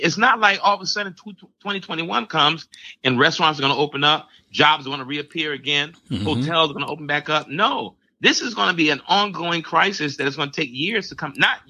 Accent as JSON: {"language": "English", "country": "Barbados", "said": "You know, my home country, Barbados, just went down another lockdown"}